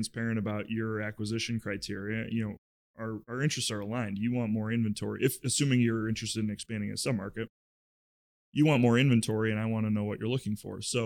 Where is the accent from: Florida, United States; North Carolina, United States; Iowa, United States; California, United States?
Iowa, United States; moved away as an adult; now in Chicago, United States; I grew up in Iowa